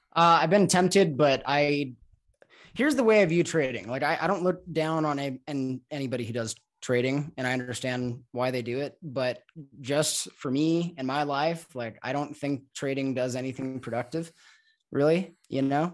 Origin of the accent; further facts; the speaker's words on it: Los Angeles, California, United States; moved away as an adult; also born or lived in Mexico; I'm from Los Angeles